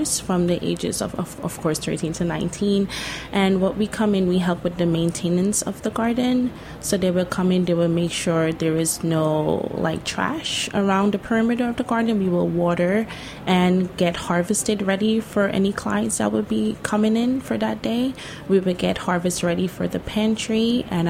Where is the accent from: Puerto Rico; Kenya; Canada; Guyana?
Guyana; now in Brooklyn, United States; I am from Guyana. It's the only English-speaking country in South America.